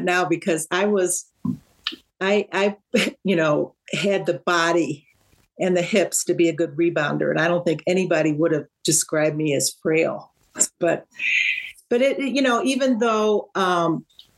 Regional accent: St. Louis, Missouri, United States; I was from St. Louis, and so we knew we knew we had played each other. All the basketball players had played each other in the high schools

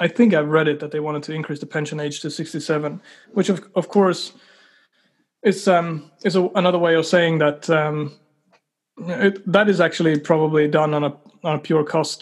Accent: Sweden; now in New Zealand; when I moved to New Zealand, because I come from Sweden

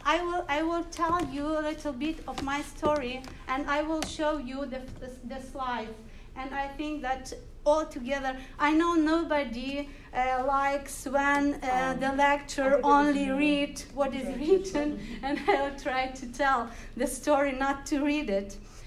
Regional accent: Ukraine; English is a second language; I was born in Soviet Ukraine, in a worker family

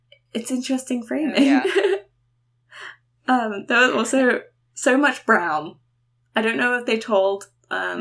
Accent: London, United Kingdom; moved away; also born or lived in New York; I grew up in London

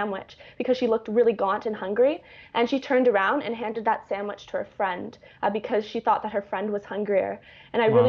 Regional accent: Vancouver, British Columbia, Canada; moved away as an adult; I come from Vancouver, Canada, which is a very wealthy city

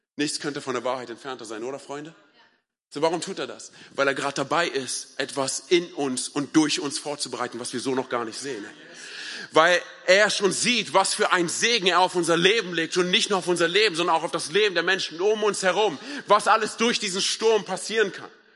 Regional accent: Berlin, Germany; ich komme ja aus Berlin

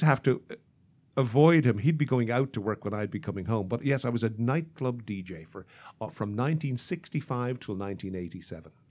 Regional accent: Ireland; moved away as an adult; now in Chicago, United States; when I was in the travel business back home

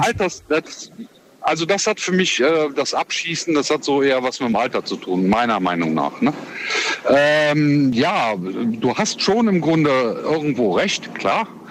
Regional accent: Cologne, North Rhine-Westphalia, Germany; ich komme aus Köln, Köln ist die Hochburg Karneval

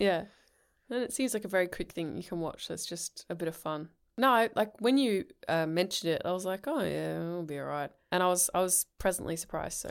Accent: England, United Kingdom; I'm English

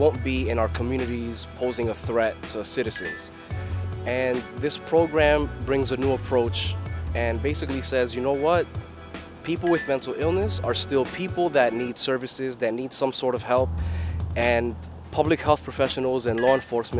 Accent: New York City, New York, United States; I'm from Flushing, Queens, born and raised

